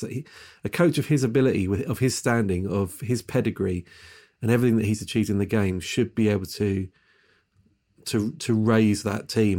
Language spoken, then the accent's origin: English; England, United Kingdom; as an Englishman